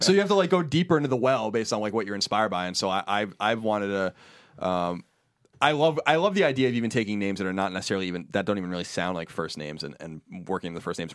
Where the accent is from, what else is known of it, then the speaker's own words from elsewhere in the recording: New York, United States; we're from New York